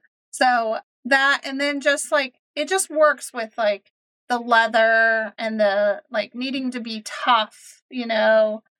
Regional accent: Kansas, United States; moved away; also born or lived in Oklahoma City, Oklahoma; we're from Kansas, but we were living in Oklahoma City for about 15 years before we went full time.

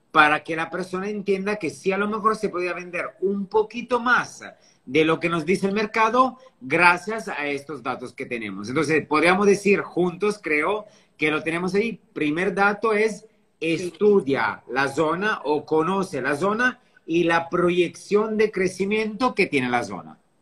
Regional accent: Italy; also born or lived in France / Dubai / Sydney; now in Riviera Maya, Mexico; un italiano viviendo aquí en México, en la Riviera Maya.

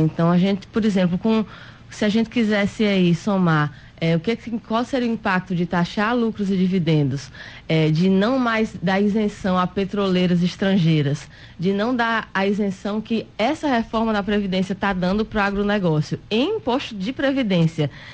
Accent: Rio Grande do Norte, Brazil; nós que somos aqui do Nordeste, que somos de um estado como o Rio Grande do Norte

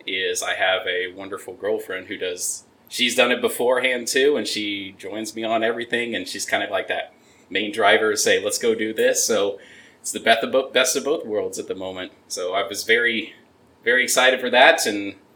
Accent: Oklahoma City, Oklahoma, United States; now in Texas, United States; I'm originally from the Oklahoma City area

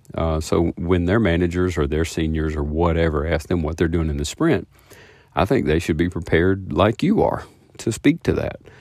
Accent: the South, United States; I'm from the South

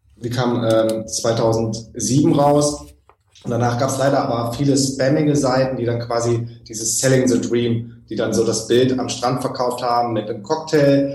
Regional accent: Germany; als Deutsche

